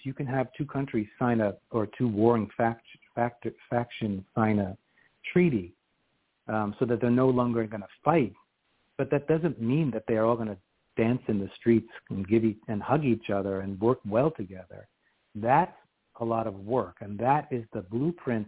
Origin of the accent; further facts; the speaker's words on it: New York City, New York, United States; moved away as an adult; now in Washington, D.C., United States; my roots growing up in Queens, New York